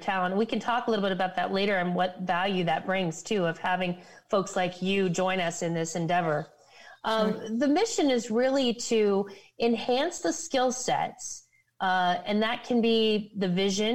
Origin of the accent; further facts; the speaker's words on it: Ohio, United States; moved away; I'm from Ohio originally